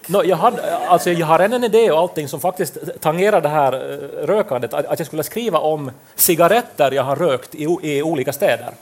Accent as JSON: {"language": "Swedish", "town": "Pedersöre", "region": "Ostrobothnia", "country": "Finland", "also_born_or_lived": "Turku", "moved": "as an adult", "said": "vi är ju då från eh, Pedersöre där det inte går att bussar överhuvudtaget"}